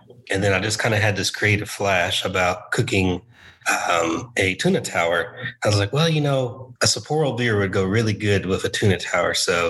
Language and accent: English; Fort Worth, Texas, United States; also born or lived in Dallas; I spent all my life except 3 years in Fort Worth.